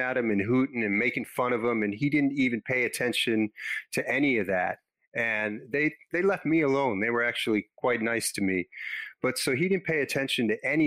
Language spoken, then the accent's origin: English; Los Angeles, California, United States; I grew up in Los Angeles